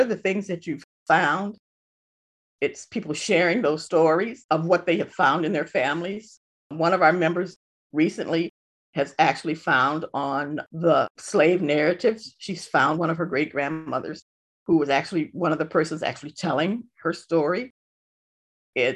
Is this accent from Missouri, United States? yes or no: no; Detroit, Michigan, United States; now in Ypsilanti, United States; I was born in Detroit, you know, and a majority of my family lives in Detroit